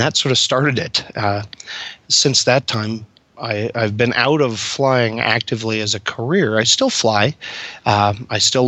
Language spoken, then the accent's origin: English; Kansas, United States; I grew up in Kansas